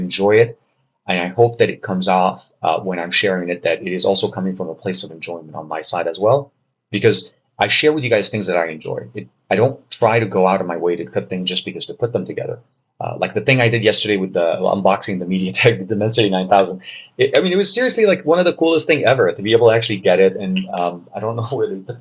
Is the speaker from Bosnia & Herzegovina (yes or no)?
no; Lebanon; I'm from Lebanon.